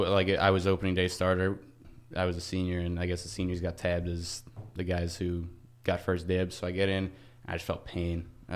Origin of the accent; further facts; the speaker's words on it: Lindenhurst, New York, United States; So I am from Long Island, New York, right? A little town called Lindenhurst.